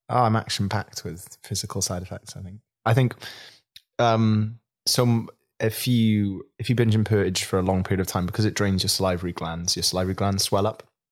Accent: Swansea, Wales, United Kingdom; I grew up in Swansea, in a small town as well

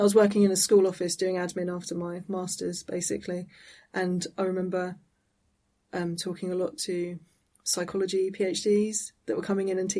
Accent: Eastbourne, South East England, United Kingdom; I'm from Eastbourne near Brighton

